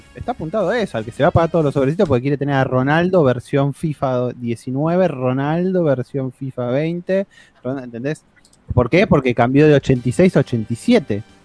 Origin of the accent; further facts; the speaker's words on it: Argentina; somos argentinos